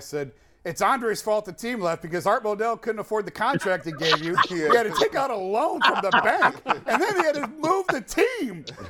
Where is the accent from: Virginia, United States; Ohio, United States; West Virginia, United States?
Ohio, United States; Avon Lake; I live in Avon Lake. I grew up in Avon Lake.